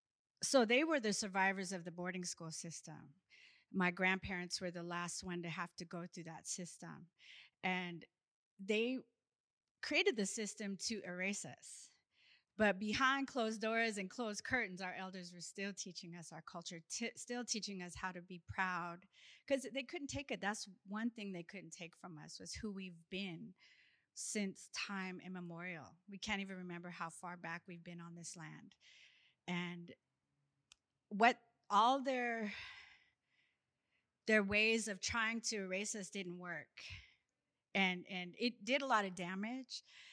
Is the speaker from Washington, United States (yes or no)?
yes; Seattle, Washington, United States; also born or lived in Haida village (Alaska); I grew up singing in Rainier Beach Church Gospel Choir. But I was also taught by my Haida elders in our village how to sing in my language